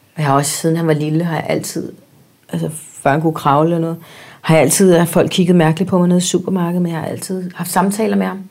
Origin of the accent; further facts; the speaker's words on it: Spain; now in United States; da jeg var barn i Spanien